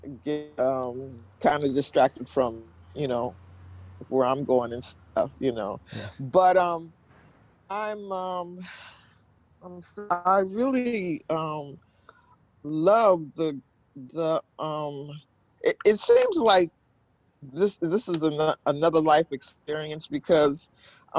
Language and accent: English; Seattle, Washington, United States; I'm from Seattle, Washington